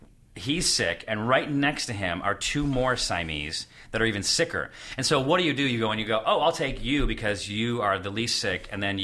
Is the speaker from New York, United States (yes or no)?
yes; Syracuse, New York, United States; moved away; I'm from Syracuse, New York.